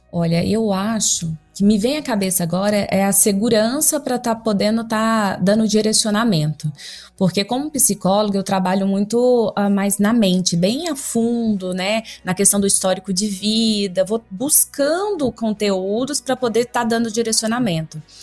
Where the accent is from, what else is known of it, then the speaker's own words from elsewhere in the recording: Goiânia, Goiás, Brazil; sou de Goiânia